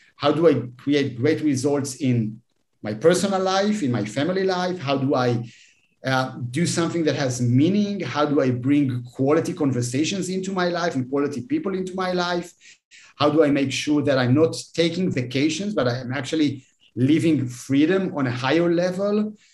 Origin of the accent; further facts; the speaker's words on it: Israel; I'm, I'm from Israel